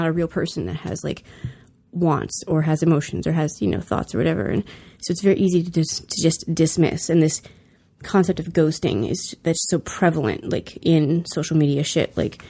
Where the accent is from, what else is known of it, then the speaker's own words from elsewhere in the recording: California, United States; I mean, I'm from California. We don't have a place where we can open up like this